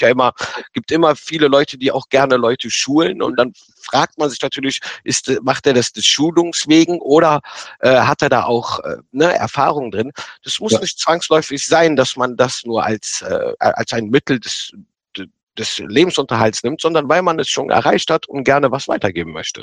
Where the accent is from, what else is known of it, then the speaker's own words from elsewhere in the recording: Rhineland, Germany; da habe ich mir so als Rheinländer gesagt